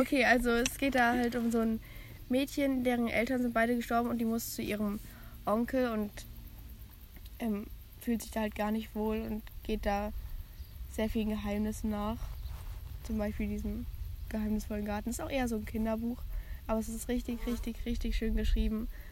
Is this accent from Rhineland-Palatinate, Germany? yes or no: no; village near Frankfurt, Hesse, Germany; das Dorf, wo ich herkomme